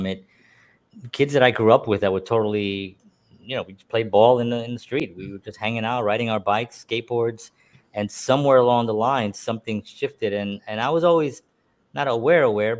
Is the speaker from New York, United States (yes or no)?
yes; New York City, New York, United States; I grew up in the South Bronx and I grew up surrounded by a lot of drug use